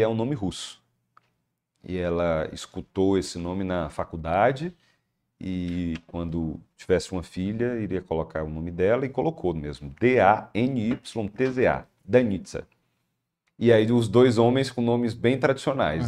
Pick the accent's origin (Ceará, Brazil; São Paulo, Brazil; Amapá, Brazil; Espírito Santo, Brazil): Ceará, Brazil; Maranguape; born or raised there; moved away as an adult; now in Fortaleza, Brazil